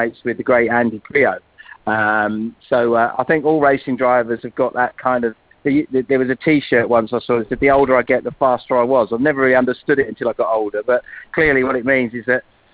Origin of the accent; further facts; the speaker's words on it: near Brands Hatch, South East England, United Kingdom; also born or lived in London; We moved from London to Brands Hatch, or near Brands Hatch, when I was very small